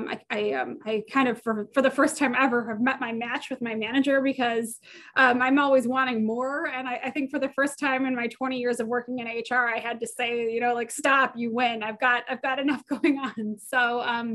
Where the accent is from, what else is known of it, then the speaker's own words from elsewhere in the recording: Michigan, United States; moved away as an adult; also born or lived in Northeast Ohio; I'm from Michigan originally and came to Northeast Ohio to go to John Carroll